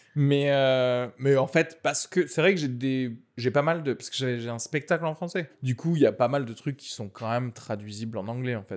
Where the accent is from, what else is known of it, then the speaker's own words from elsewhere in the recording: Algeria; moved away; je suis né en Algérie